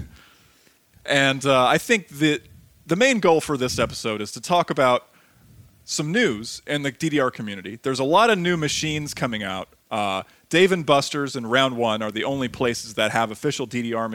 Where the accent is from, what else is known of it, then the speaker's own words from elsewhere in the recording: Ohio, United States; I'm from that region